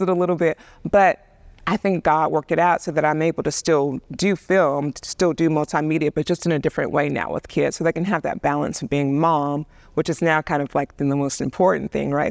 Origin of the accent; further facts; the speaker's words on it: Birmingham, Alabama, United States; I grew up in the South, and Birmingham was very different than New York